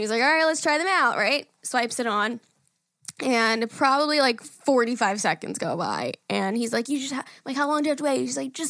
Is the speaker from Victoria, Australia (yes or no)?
yes; Mornington Peninsula, Victoria, Australia